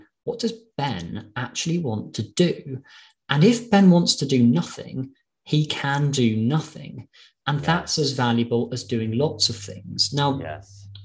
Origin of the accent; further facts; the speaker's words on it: London, United Kingdom; also born or lived in Glasgow; I'm from London. I've lived in London all my life.